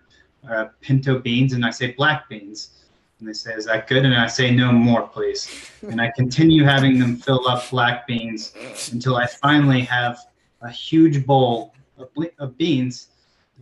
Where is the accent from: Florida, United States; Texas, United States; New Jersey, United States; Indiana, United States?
Texas, United States; I'm from Texas